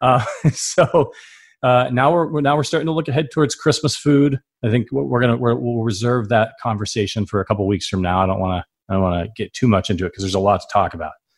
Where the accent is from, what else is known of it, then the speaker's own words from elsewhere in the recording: Northeast Ohio, United States; also born or lived in New York City; now in Chicago, United States; I'm from Northeast Ohio. It's, it's cold there. I, I've lived in New York City for about ten years